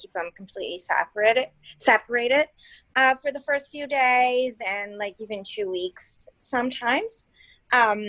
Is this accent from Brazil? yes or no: yes; Brazil; moved away as an adult; now in Philadelphia, United States; I've been here in Philly for a while now. I'm originally from Brazil